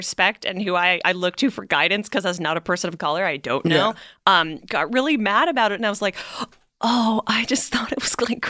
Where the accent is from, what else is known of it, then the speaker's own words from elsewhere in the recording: Canada; moved away; also born or lived in Ottawa; I'm originally from Canada, so when you're not American